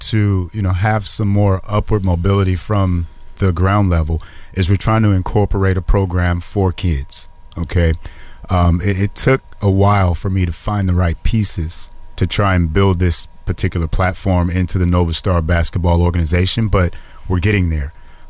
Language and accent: English; Fresno, California, United States; born there; also born or lived in San Francisco / Detroit; I was born here in Fresno. I lived in San Francisco, and then we moved to Detroit. And this is all happening before I'm 6 years old.